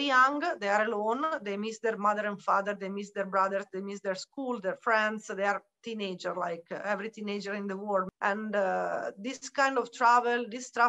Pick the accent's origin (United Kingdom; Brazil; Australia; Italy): Italy; moved away as an adult; now in Bihać, Bosnia and Herzegovina; I am from Italy, but I am living in Bosnia and Herzegovina in the small town of Bihać.